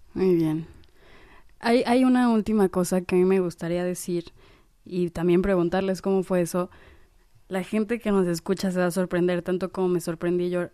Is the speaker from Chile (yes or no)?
no; Mexico City, Mexico; somos de la Ciudad de México